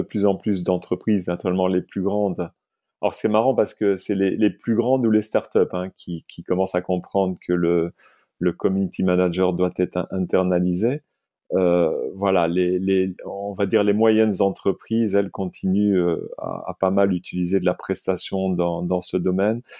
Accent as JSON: {"language": "French", "town": "Liège", "region": "Wallonia", "country": "Belgium", "tie": "born or raised there", "moved": "yes", "lives_now": "France", "said": "je suis liégeois de naissance et français d'adoption."}